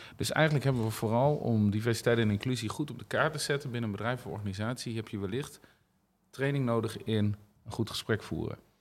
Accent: Netherlands; wij als Nederlanders zijn dat als volk wel redelijk

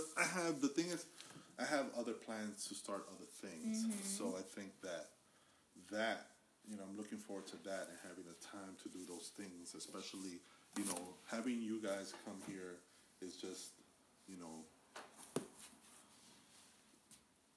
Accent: New York City, New York, United States; I'm a New Yorker

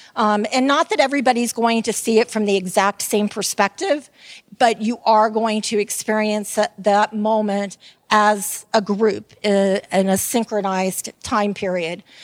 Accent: Tampa, Florida, United States; I am from Tampa, Florida, and I am called a Tampeno.

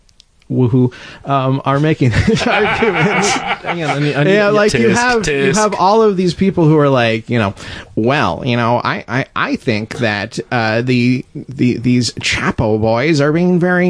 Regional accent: Arizona, United States; now in Portland, United States; I'm from Arizona

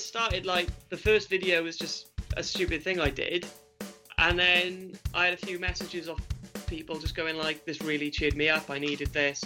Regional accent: the Valleys, South Wales, United Kingdom; also born or lived in Cardiff; born in Cardiff, raised in the valleys

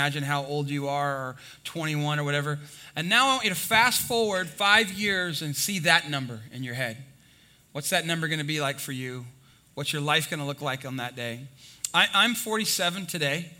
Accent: Texas, United States; I'm from Texas

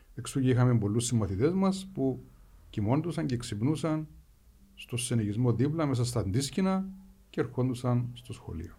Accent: Strovolos, Nicosia District, Cyprus; moved away as an adult; also born or lived in Athens, Greece / United States; γεννήθηκα μεγάλωσα στο Στρόβολο

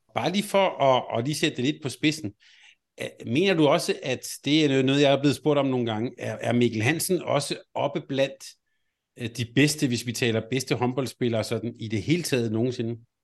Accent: Helsingør, Capital Region of Denmark, Denmark; jeg er vokset op i Helsingør

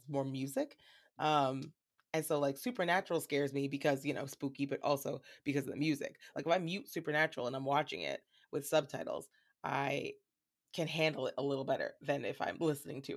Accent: New York, United States; I grew up with in New York

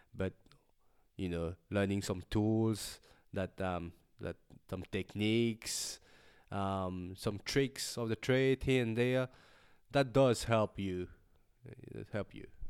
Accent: Mauritius; now in Melbourne, Australia; I'm an artist from Melbourne, originally from Mauritius, and with a Chinese background.

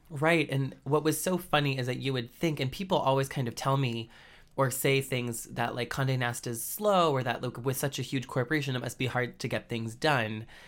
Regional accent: Andover, Massachusetts, United States; moved away as an adult; in my hometown of Andover, Massachusetts.

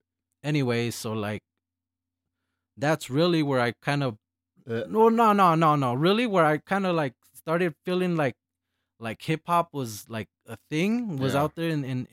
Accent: El Paso, Texas, United States; El Paso, Texas.

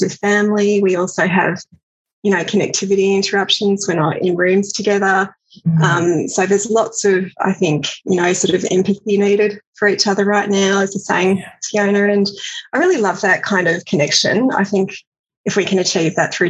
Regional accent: Australia; also born or lived in Glasgow, United Kingdom / Edinburgh, United Kingdom; understand myself as an Australian from afar

